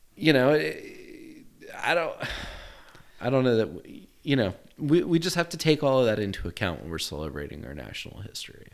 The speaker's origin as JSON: {"language": "English", "country": "United States", "said": "being an American"}